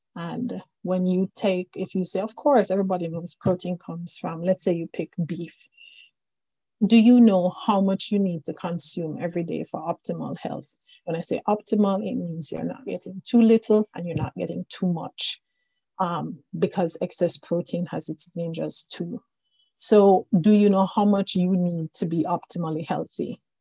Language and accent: English; Jamaica; now in Newfoundland, Canada; I am originally from Jamaica, but I've been around the world a bit. And at this moment, I am speaking with you from the island of Newfoundland